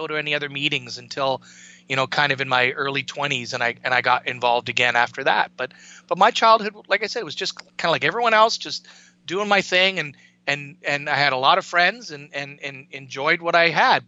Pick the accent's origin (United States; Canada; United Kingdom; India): Canada; I grew up in Canada, I was born in the mid 60s, grew up in the 70s